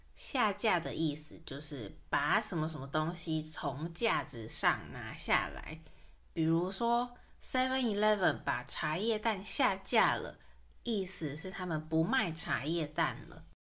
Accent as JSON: {"language": "Chinese", "country": "Taiwan", "tie": "born or raised there", "said": "在台湾出生长大的这一代人，在整个大环境下，我们很自然地就直觉我们是台湾人"}